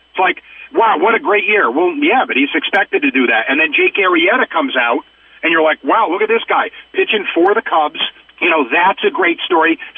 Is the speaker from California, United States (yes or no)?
no; Capital District, New York, United States; growing up here, growing up in the Capital District, like you said, and you know in the late '80s and early '90s when I was in high school